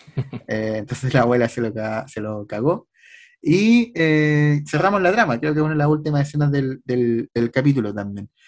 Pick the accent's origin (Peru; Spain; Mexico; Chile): Chile; para nosotros Chile teníamos un representante